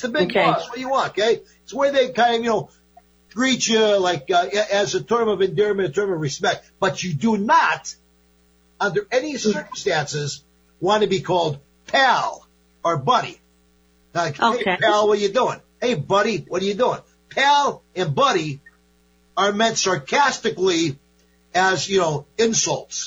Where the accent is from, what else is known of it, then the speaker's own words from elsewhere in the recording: Binghamton, New York, United States; also born or lived in Manhattan, New York; now in Portland, United States; I grew up in Binghamton, New York. I lived in Manhattan for many, many years